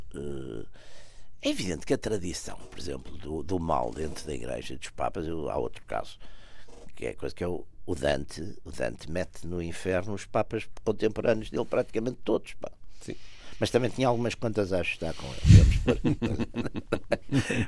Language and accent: Portuguese; Porto, Norte, Portugal; sou de Porto e toda a minha vida foi feita cidade